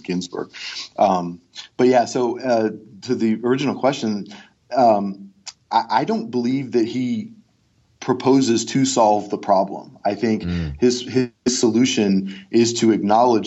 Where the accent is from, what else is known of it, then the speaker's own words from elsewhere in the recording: Cleveland, Ohio, United States; also born or lived in Georgia; now in Pennsylvania, United States; I'm from Cleveland